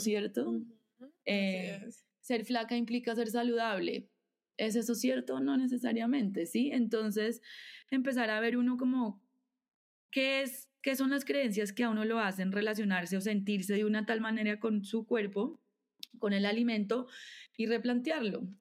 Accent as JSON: {"language": "Spanish", "region": "Bogotá", "country": "Colombia", "tie": "born or raised there", "said": "Nací nací, vivo aquí en Bogotá"}